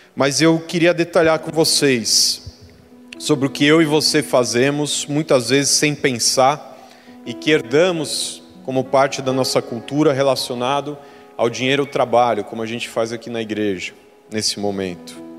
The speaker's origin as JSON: {"language": "Portuguese", "country": "Brazil", "moved": "yes"}